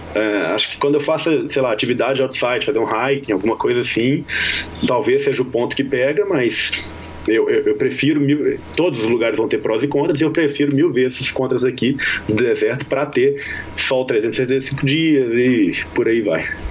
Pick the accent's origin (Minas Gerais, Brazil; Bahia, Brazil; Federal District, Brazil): Minas Gerais, Brazil; now in Las Vegas, United States; Eu sou mineiro